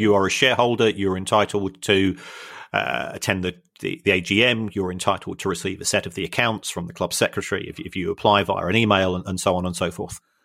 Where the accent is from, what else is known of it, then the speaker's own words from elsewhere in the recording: London, United Kingdom; I'm from South London